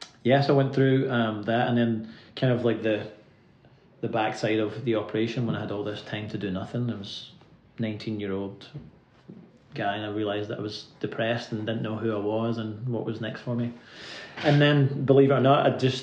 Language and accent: English; Irvine, Scotland, United Kingdom; moved away as an adult; now in Nashville, United States; I'm from a little town on the west coast called Irvine. It's the real Shire, the Ayrshire on the west coast of Scotland